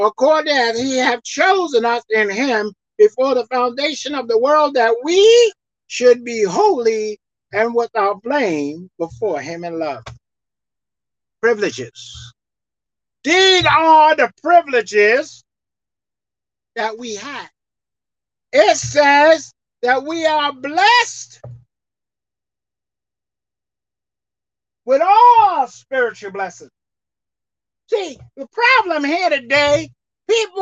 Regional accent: United States; I'm an American citizen. Consider me as American. That's what I am. I was born and raised here.

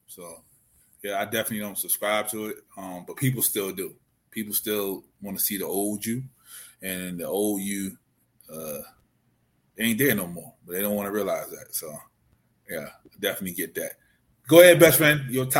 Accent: Maryland, United States; Yeah, we had those in Maryland.

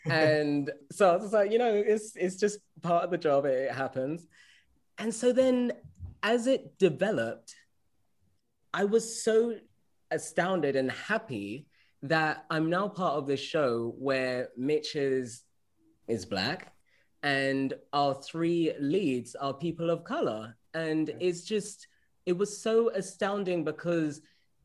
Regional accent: London, United Kingdom; moved away; I'm British originally, like I grew up in London

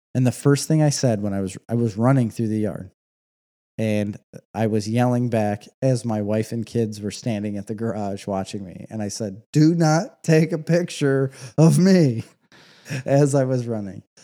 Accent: United States; I'm American.

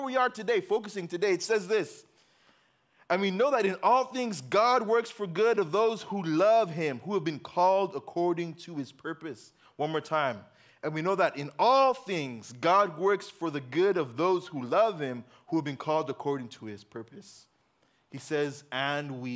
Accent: Uganda; moved away; I grew up in Uganda

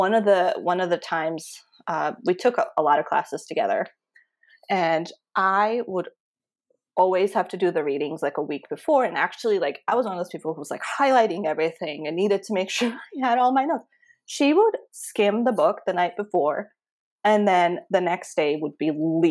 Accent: Connecticut, United States; So I moved here from Connecticut, and all of my friends were living in Connecticut. I moved here just for grad school

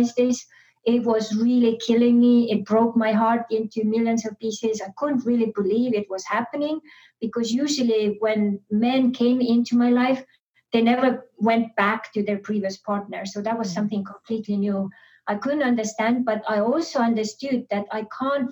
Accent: Estonia; moved away; I was born and raised in Estonia.

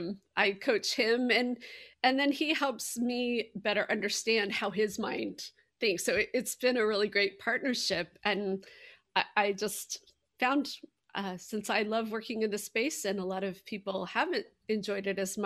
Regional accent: Seattle, Washington, United States; now in Indianapolis, United States; So I am based in Indianapolis, but I grew up in Seattle and spent a long time in Washington, D.C.

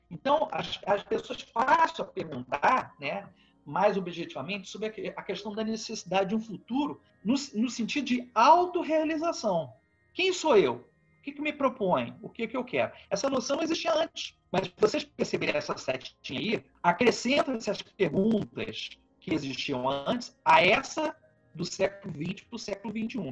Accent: Vitória, Espírito Santo, Brazil; now in Petrópolis, Brazil; eu moro em Petrópolis, Rio de Janeiro, sou natural de Vitória.

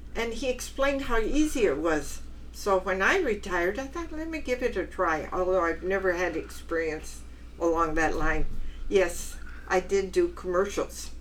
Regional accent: Wilmington, California, United States; I was born in Wilmington. In fact, I was born not too far from here in the harbor and West Basin.

